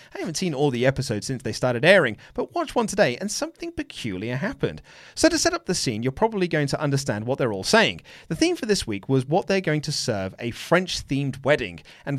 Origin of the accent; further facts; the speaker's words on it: Oslo, Norway; I was born and raised in Oslo in Norway, but I'm half Swedish, so … is actually a Swedish name, but they use the umlaut instead of the cross.